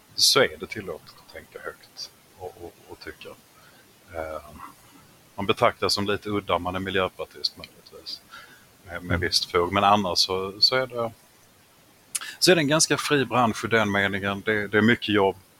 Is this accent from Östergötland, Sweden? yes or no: no; Skåne, Sweden; som halvfinsk skåning